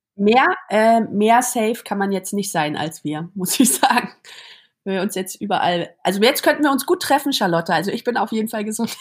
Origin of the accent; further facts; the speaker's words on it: Berlin, Germany; now in Zurich, Switzerland; ich bin im Neubaublock aufgewachsen am Rand von Berlin